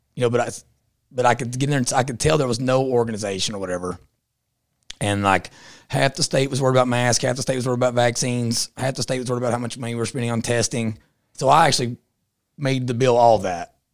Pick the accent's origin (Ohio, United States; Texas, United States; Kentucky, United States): Kentucky, United States; Southeastern; I'm from Southeastern Kentucky.